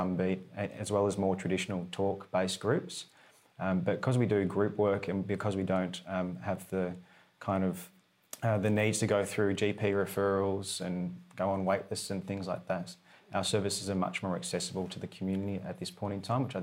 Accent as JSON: {"language": "English", "town": "Melbourne", "region": "Victoria", "country": "Australia", "moved": "as an adult", "lives_now": "Fremantle, Australia", "said": "I'm from Melbourne originally, but have lived in Frio now for the past 6 years"}